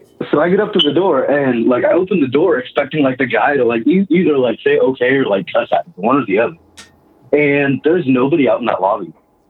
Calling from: Kansas, United States; I'm calling from Kansas.

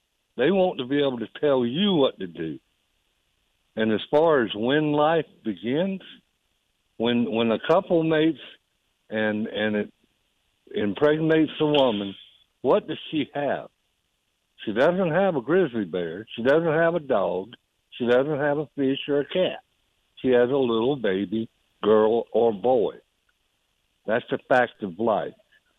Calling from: Hartsville, United States; from Hartsville. How you doing?

